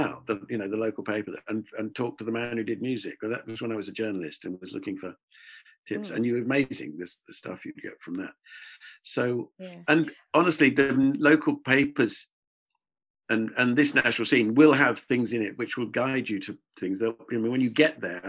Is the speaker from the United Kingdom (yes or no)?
yes; England, United Kingdom; accent: English; being English, British